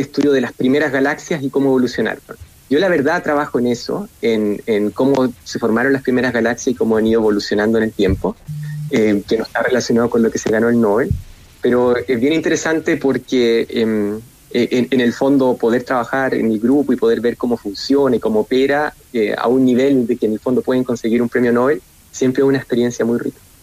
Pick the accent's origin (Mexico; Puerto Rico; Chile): Chile; moved away as an adult; also born or lived in United States / Germany; vuelvo a Chile